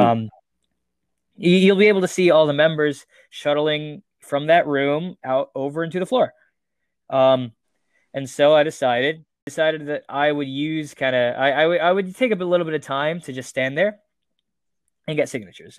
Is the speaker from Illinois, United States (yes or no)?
no; Las Vegas, Nevada, United States; my hometown, Las Vegas